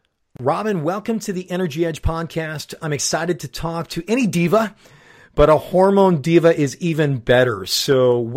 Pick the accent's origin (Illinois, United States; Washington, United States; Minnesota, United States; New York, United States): Illinois, United States; Chicago; So depending on how our teams are doing, being a Chicagoan, mine can go very high and very low with theirs.